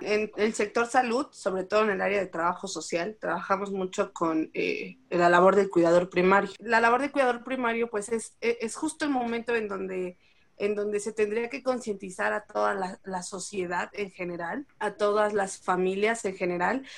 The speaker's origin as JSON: {"language": "Spanish", "country": "Mexico"}